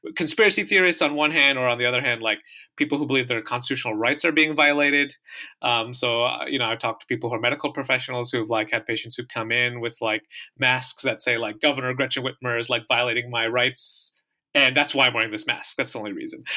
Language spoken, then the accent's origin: English; Michigan, United States; growing up in Michigan